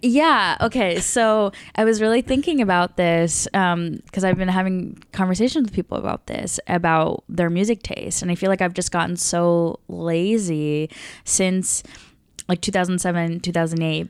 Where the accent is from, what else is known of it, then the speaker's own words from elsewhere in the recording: the South of the United States, United States; me growing up in the South of the United States